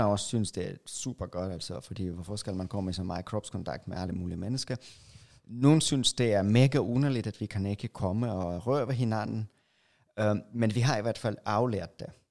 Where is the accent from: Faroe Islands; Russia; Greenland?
Russia; now in Denmark; jeg er fra Rusland